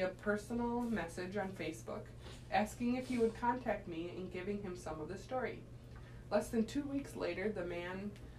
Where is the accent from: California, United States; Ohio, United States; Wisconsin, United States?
Wisconsin, United States; Waukesha; I grew up in Waukesha, less than 20 miles from Lake Michigan.